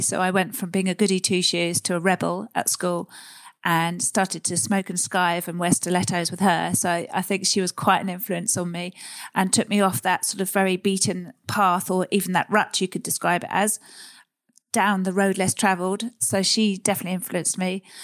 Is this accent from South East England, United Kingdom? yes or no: yes; Surrey, South East England, United Kingdom; also born or lived in Sussex; I grew up in Surrey, leafy, leafy Surrey, Sussex area.